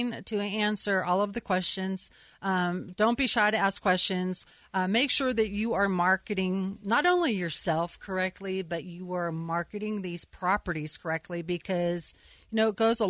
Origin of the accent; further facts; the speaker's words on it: Pittsburgh, Pennsylvania, United States; also born or lived in Syracuse, New York; now in Denver, United States; I'm from Pittsburgh originally